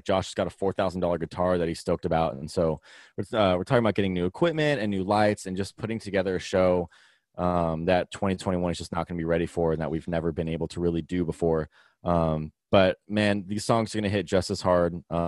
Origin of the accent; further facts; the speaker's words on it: Vacaville, California, United States; now in Sacramento, United States; He still lives in Vacaville, but we're all originally from Vacaville together.